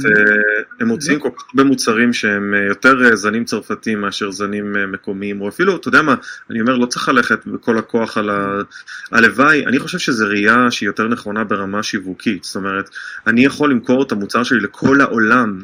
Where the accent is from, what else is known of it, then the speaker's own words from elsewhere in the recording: Israel; now in United States; כישראלי שחי בארצות הברית